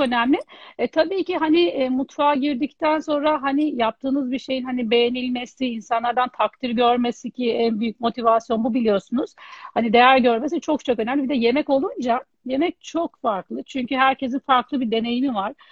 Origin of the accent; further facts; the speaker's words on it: Istanbul, Turkey; ben e, 1980 İstanbul doğumluyum